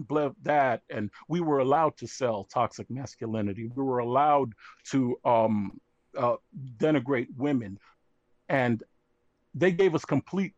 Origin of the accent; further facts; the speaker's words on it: Haiti; now in United States; I am Haitian American, and I came into the United States in the early '80s.